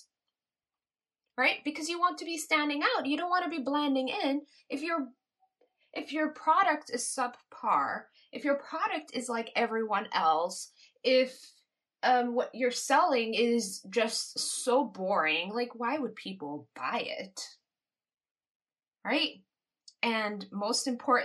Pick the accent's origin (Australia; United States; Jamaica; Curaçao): Curaçao; I was born in Curacao.